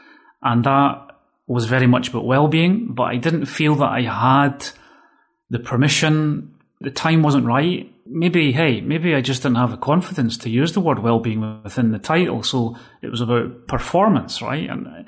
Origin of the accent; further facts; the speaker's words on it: Scotland, United Kingdom; accent: Scottish; now in Spain; that's since 2003, actually, I've been living in Spain. And as you can hear, I've completely lost all my Scottish accent, right?